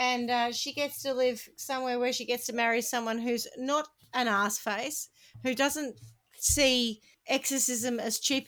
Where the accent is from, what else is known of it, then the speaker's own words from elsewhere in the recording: Australia; we're Australian